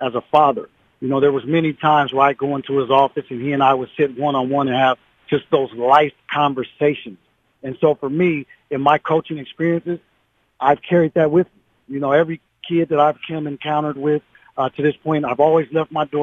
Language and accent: English; Seattle, Washington, United States; growing up in Seattle, Washington